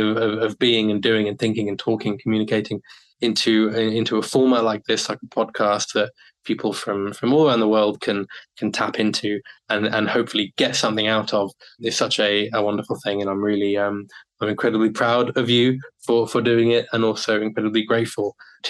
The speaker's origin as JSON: {"language": "English", "country": "United Kingdom", "moved": "as an adult", "lives_now": "Japan", "said": "when I eventually do go back to the UK"}